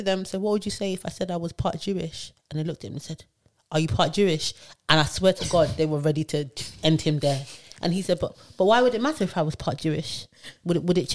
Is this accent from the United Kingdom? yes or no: yes; London, United Kingdom; I'm from London